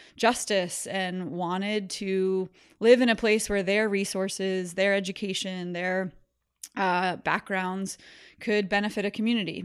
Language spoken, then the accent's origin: English; New Jersey, United States; moved away as an adult; also born or lived in California / Charlottesville, Virginia; now in Richmond, United States; I was born in California, but grew up in New Jersey. Was there through high school